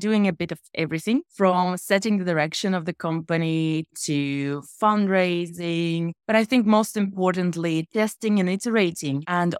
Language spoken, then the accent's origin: English; Helsinki, Uusimaa, Finland; I grew up in Helsinki, in Finland.